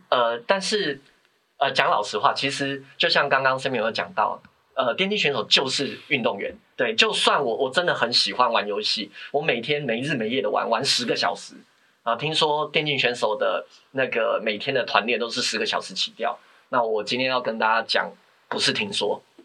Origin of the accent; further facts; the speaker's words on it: Taiwan; 那我们台湾这边讲分析检讨